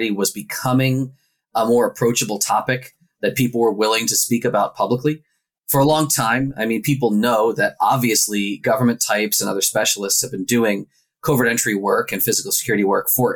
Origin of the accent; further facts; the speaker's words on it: Philadelphia, Pennsylvania, United States; I'm from Philadelphia